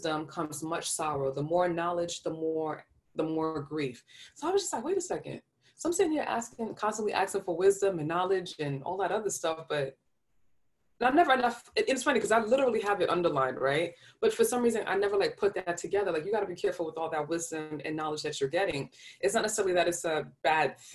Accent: New York, United States; I'm from New York. I talk really fast

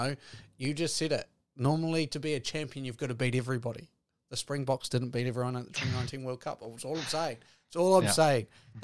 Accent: New Zealand; As a New Zealander

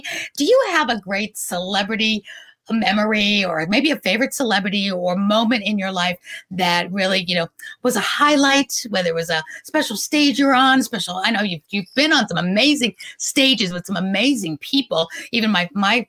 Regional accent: New York City, New York, United States; Growing up in New York City, I was at the Roxy roller rink

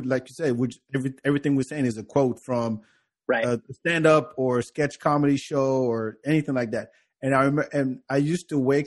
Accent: France; moved away; I grew up in France

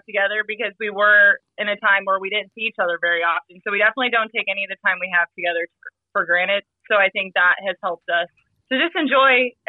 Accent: Omaha, Nebraska, United States; Yeah, I'm from Omaha.

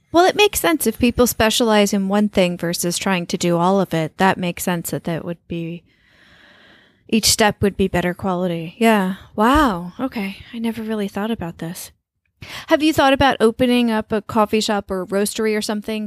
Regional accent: New York, United States; also born or lived in Colombia; growing up in New York

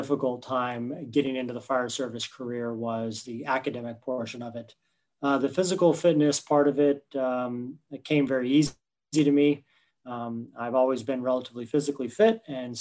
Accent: Winter Park, Florida, United States; I grew up in the Winter Park, Winter Springs area, just outside of Oviedo.

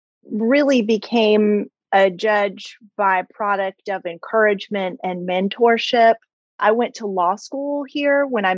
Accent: Silver Spring, Maryland, United States; moved away as an adult; also born or lived in Newark, New Jersey; now in Charleston, United States; So that's where I was born. And we moved to right outside of Washington, D.C. in Silver Spring, Maryland. That's where I was raised.

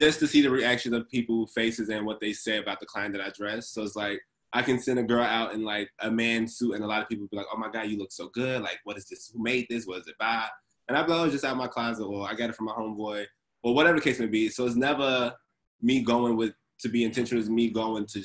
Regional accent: Chicago, Illinois, United States; I grew up in Inglewood, south side of Chicago

